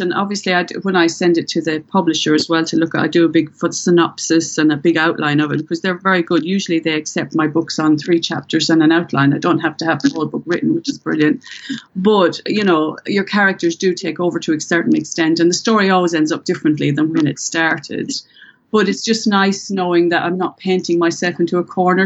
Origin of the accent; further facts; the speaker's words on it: Ireland; accent: Irish; with my Irish accent